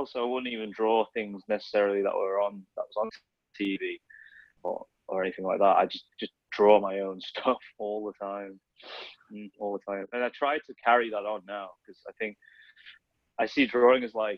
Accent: Sheffield, Yorkshire and the Humber, United Kingdom; also born or lived in Huddersfield; when we moved to Sheffield, I was born in Huddersfield, so when we moved to Sheffield, when I was three

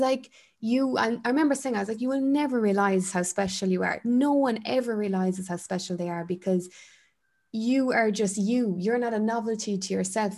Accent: Ireland

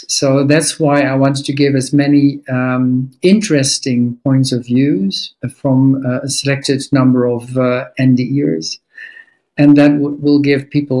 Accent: Netherlands; also born or lived in South America / Iran; So I was born in America, but that's South America because my parents were there. My father worked for Shell. And we moved later on to Iran. And then later, when I was 8, I came in the Netherlands.

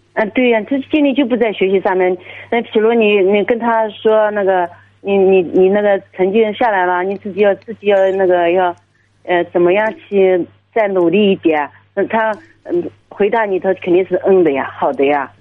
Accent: Jiangsu, China; 我是江苏的

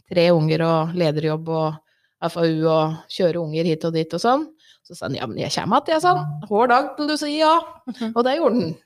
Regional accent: Ringsaker, Innlandet, Norway; Jeg vokste opp i Ringsaker, bodde der hele livet. Eh, og midt på 80-tallet så var det jo litt kronglete tider i Ringsaker.

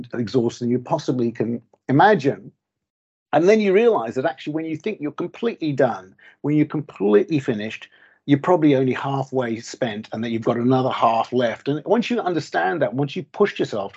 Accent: Auckland, New Zealand; moved away as an adult; now in Bulgaria; did most of the sort of important growing up years, the sort of secondary school and university years in New Zealand, in sunny Auckland.

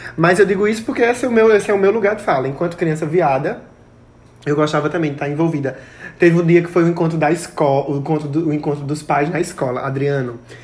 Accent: Pão de Açúcar, Brazil; lá onde eu me criei, né? Pão de açúcar

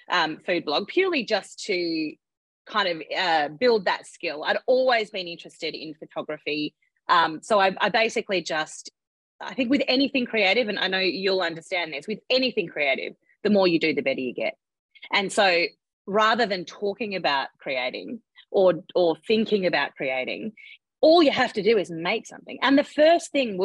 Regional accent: Western Australia, Australia; moved away as an adult; also born or lived in Perth; now in Sydney, Australia; I'm from West Australia.

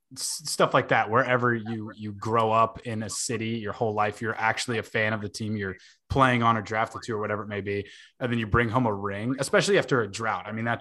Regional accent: Houston, Texas, United States; growing up in Houston, used to like the Astros.

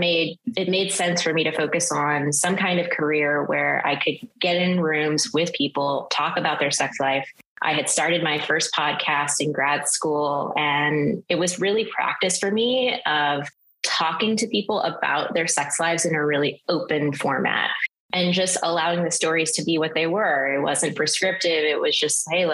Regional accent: the South, United States; moved away; as someone growing up in the South

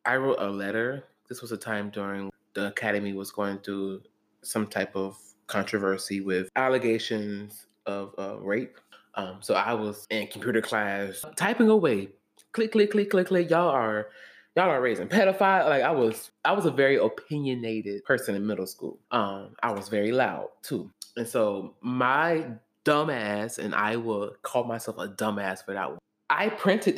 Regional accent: Jacksonville, Florida, United States; Growing up in Jacksonville

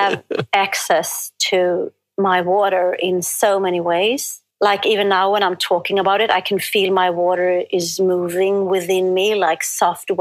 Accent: Sweden; I'm from Sweden.

